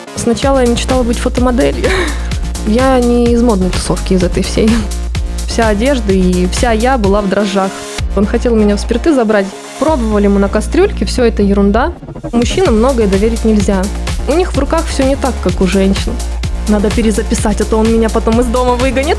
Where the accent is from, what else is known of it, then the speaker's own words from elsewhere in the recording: Voronezh Oblast, Russia; moved away; я же из Воронежской области, из далекой деревни